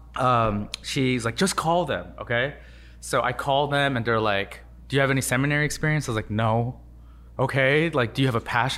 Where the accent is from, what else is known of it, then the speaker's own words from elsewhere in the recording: Los Angeles, California, United States; born in Los Angeles. Uh, been here my whole life, from elementary school all the way to U C L